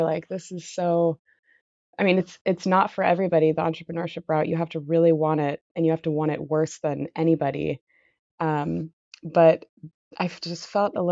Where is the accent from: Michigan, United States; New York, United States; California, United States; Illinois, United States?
California, United States; Santa Cruz; also born or lived in San Luis Obispo, California; I grew up in Santa Cruz, California